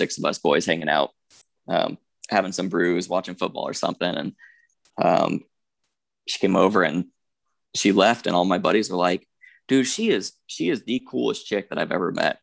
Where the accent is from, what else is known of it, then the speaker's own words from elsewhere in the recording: Tucson, Arizona, United States; I'm from Tucson